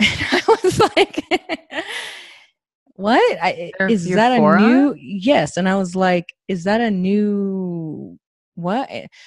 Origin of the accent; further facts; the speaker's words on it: California, United States; I'm from California